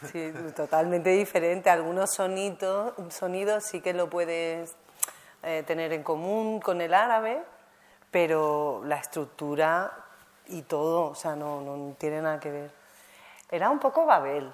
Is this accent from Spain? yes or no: yes; Algeciras, Andalusia, Spain; also born or lived in Morocco (family origin); yo he crecido en Algeciras